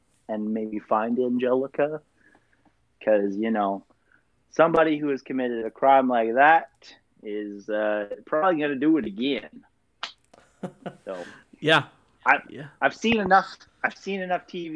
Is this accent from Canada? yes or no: yes; Canada; we're Canadian